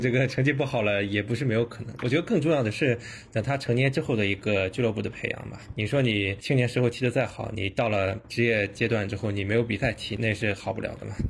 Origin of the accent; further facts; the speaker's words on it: China; 我们是中国人啊